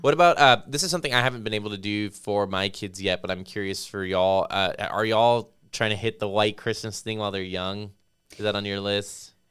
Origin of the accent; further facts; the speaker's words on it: Las Vegas, Nevada, United States; now in New Braunfels, United States; I grew up in Las Vegas